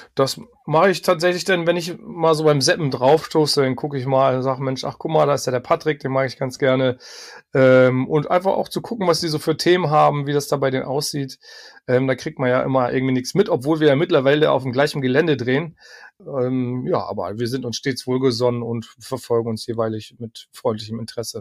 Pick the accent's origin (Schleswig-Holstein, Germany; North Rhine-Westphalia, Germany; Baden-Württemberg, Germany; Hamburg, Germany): Hamburg, Germany; moved away; also born or lived in Berlin; zurückgezogen in meine Geburtsstadt Hamburg